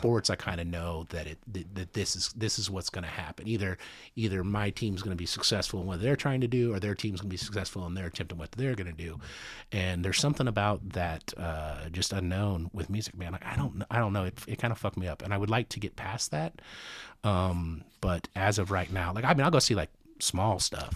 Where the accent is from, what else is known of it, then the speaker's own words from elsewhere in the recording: United States; also born or lived in Kansas City; I'm, I'm from the States